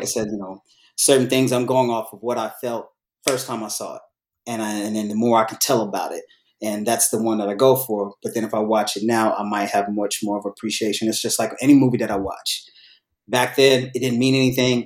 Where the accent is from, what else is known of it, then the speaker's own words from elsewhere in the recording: Bay Area, California, United States; now in Los Angeles, United States; I was born in the Bay Area.